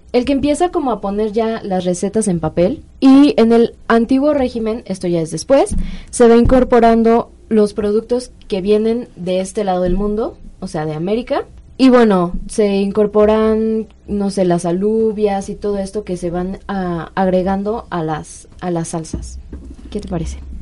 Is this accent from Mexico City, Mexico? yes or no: yes; Mexico City, Mexico; somos mexicanos o chilangos